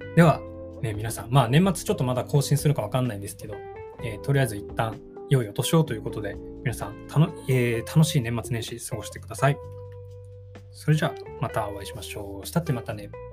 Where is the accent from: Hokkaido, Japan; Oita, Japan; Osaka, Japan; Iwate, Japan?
Hokkaido, Japan; now in Tokyo, Japan; 北海道で生まれ育った